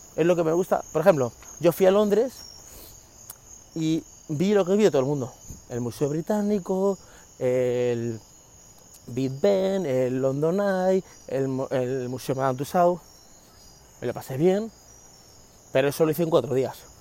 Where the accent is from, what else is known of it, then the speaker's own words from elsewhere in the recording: Spain; now in United States; yo nací en España